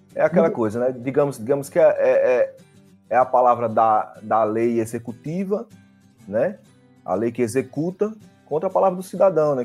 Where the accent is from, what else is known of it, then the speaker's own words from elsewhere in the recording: Arapiraca, Alagoas, Brazil; moved away as an adult; eu saí de Arapiraca com 27 anos